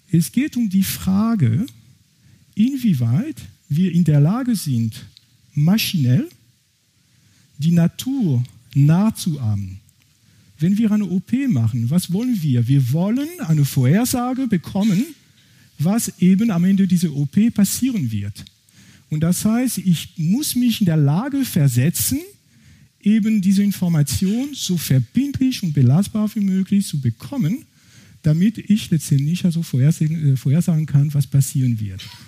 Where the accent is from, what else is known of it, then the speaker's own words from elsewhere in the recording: France; accent: French; German is a second language; Ich bin, wie gesagt, ursprünglich aus Frankreich, das kann man wahrscheinlich von meinem Akzent nicht überhören.